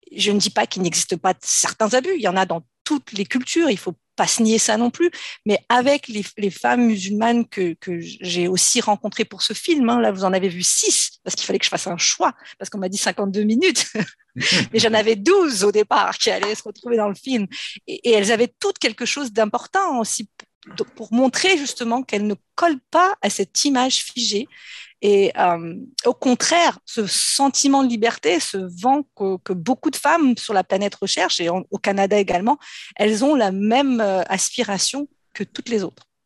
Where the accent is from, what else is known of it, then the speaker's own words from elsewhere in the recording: France; je suis née en France. J'ai grandi en France dans une famille nombreuse